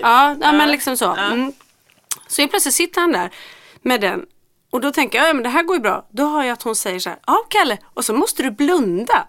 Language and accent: Swedish; Gothenburg, Västra Götaland, Sweden; Jag är från Göteborg